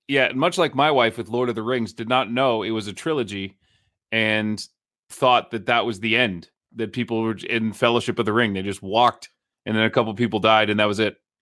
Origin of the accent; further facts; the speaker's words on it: Nashua, New Hampshire, United States; I grew up with Jeff in Nashua